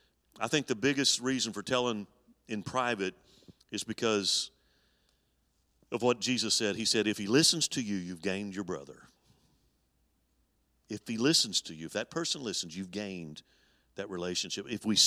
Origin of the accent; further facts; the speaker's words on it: Alabama, United States; When I was 10 years old, my grandfather founded the church I grew up in Alabama, and we attended that church my early years of growing up.